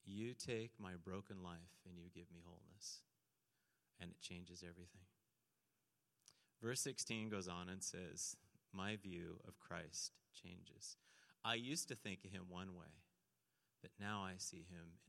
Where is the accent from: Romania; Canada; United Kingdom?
Canada; St. Catharines, Ontario; I grew up in St. Catharines, right near Niagara Falls, Ontario